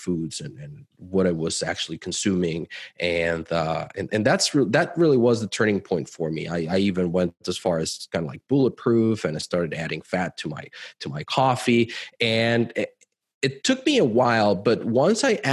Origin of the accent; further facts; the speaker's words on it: Mexico City, Mexico; moved away as an adult; also born or lived in Cancun / United States; I'm originally from Mexico. I grew up in Mexico City, lived in Cancun. We've lived in the US for a while as well.